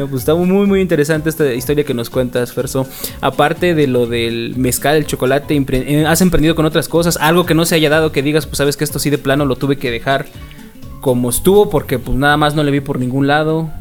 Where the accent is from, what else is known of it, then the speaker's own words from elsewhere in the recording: Mexico City, Mexico; now in Oaxaca, Mexico; como buen este chilango que llegué a, Oaxaca